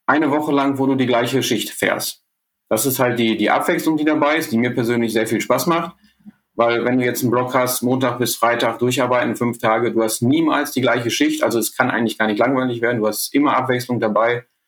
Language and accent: German; Ruhr area, North Rhine-Westphalia, Germany; bei uns im Ruhrgebiet